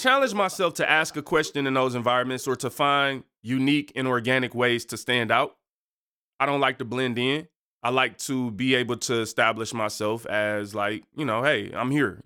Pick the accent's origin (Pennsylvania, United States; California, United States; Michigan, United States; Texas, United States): Michigan, United States; Detroit; I'm from Seven Mile, East Side in Detroit